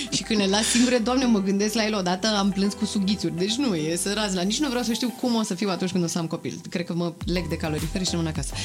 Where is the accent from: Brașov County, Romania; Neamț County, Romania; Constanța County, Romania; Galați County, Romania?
Brașov County, Romania; Brașov; moved away as an adult; now in Bucharest, Romania; La 18 ani eu am plecat din Brașov, m-am mutat singură în București